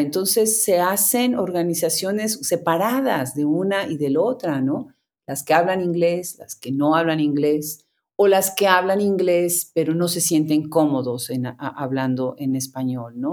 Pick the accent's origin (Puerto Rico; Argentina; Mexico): Mexico; Puebla; now in United States; llegué a mi ciudad natal como, em, como visita